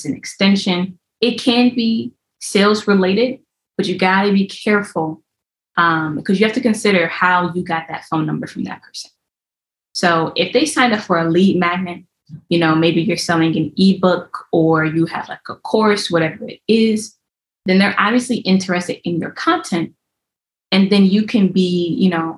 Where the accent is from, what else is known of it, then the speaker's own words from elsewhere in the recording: Ohio, United States; moved away; I'm originally from Ohio.